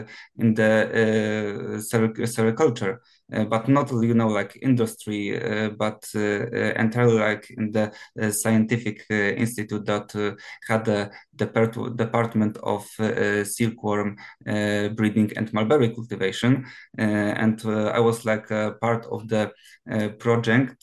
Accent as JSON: {"language": "English", "town": "Gniezno", "region": "Greater Poland", "country": "Poland", "tie": "born or raised there", "also_born_or_lived": "Promienko, Poland", "second_language": "English", "lives_now": "Poznan, Poland", "said": "I'm not entirely from Poznan. I was born in Gniezno"}